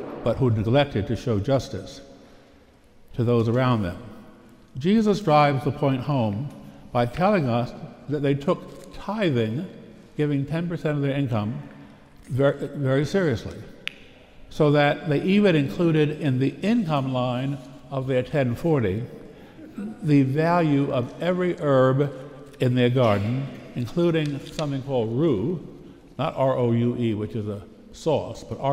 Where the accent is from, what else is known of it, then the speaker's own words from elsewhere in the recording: Pittsburgh, Pennsylvania, United States; I hail from the Diocese of Pittsburgh